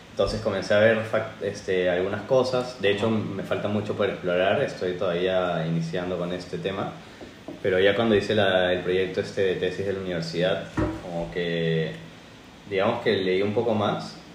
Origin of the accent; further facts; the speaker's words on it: Lima, Peru; now in Spain; Soy de Perú, de Lima, Perú.